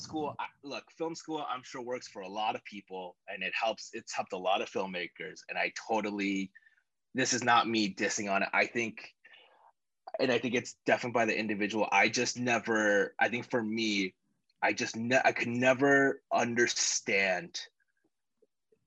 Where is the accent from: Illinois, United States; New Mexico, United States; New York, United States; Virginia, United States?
Illinois, United States; Chicago; moved away; I'm just some guy from Chicago